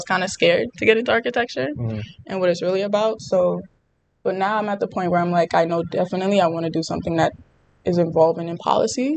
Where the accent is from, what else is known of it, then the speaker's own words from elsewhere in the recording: New York City, New York, United States; I was born and raised in the Bronx. I still live there.